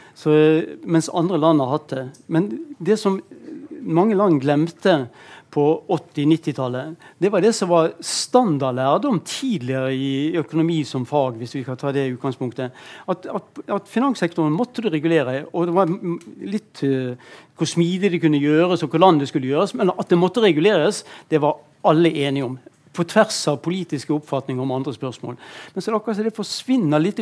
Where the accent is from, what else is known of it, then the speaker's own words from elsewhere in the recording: Bergen, Vestland, Norway; jeg kom fra Bergen